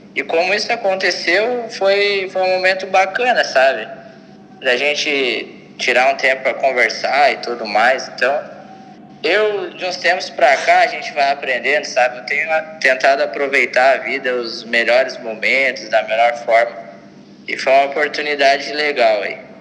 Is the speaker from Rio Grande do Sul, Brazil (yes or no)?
yes; Osório, Rio Grande do Sul, Brazil; moved away; na minha cidade natal, lá, Osório